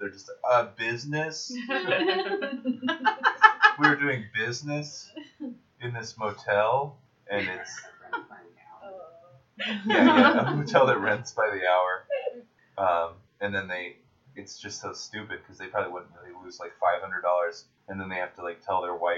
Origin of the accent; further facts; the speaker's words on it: Seattle, Washington, United States; a 7-year-old white child from Seattle